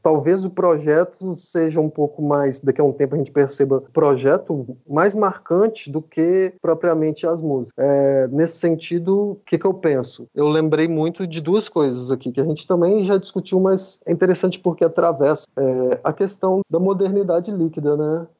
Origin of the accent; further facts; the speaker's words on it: Southeast Brazil, Brazil; moved away as an adult; eu sou do Sudeste e agora estou no Nordeste aqui há, há cinco anos